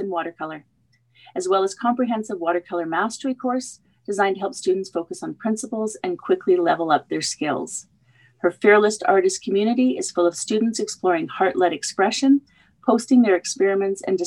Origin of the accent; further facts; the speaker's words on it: Canada; I'm another Canadian